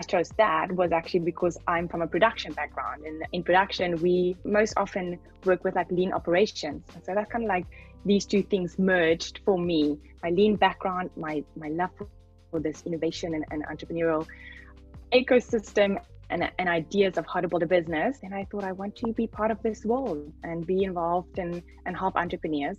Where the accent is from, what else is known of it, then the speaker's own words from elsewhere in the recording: Namibia; I come from Namibia.